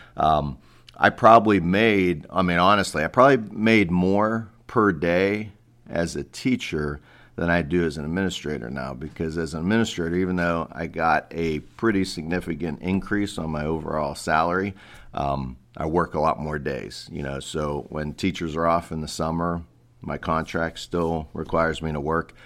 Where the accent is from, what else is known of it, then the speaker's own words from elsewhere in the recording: Pittsburgh, Pennsylvania, United States; moved away as an adult; also born or lived in Cleveland; I grew up in Pittsburgh, P A.